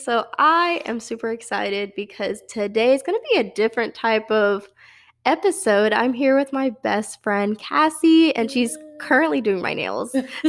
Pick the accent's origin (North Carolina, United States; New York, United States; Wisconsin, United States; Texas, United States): Texas, United States; Dallas; I mean, I say I'm from Dallas, and I talk about UNT too.